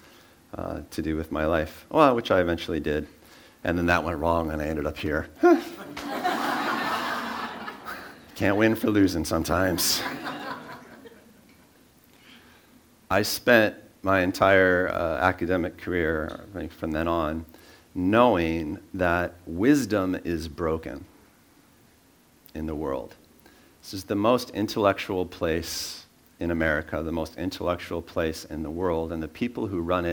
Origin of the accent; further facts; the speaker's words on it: San Francisco Bay Area, California, United States; I was born in the Bay Area